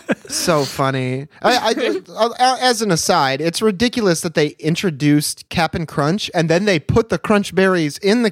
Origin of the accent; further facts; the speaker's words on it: near Kellogg, Michigan, United States; I grew up near Kellogg, Michigan